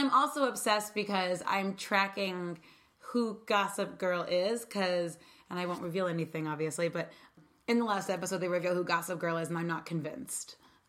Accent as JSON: {"language": "English", "region": "New York", "country": "United States", "said": "I'm also a New Yorker"}